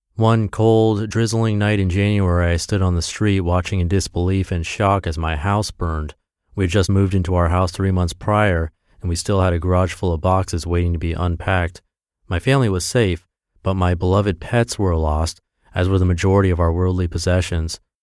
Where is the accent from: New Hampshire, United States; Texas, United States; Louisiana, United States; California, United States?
Texas, United States; my hometown in Texas